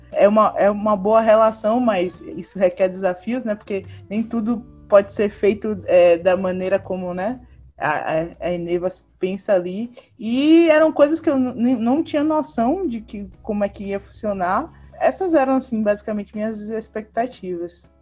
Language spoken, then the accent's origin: Portuguese; Bahia, Brazil; moved away as an adult; now in Ceará, Brazil; vim da Bahia, é, estudei na UFBA